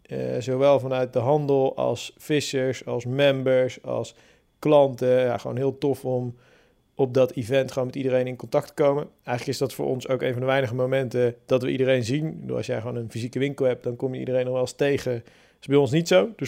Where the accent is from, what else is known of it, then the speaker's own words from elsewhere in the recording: Hellevoetsluis, South Holland, Netherlands; moved away as an adult; now in Barendrecht, Netherlands; ik ben eh, opgegroeid in Hellevoetsluis.